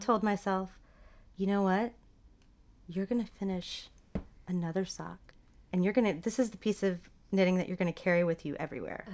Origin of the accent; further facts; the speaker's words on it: Dallas, Texas, United States; also born or lived in Hong Kong / Seattle; now in Austin, United States; I grew up in D F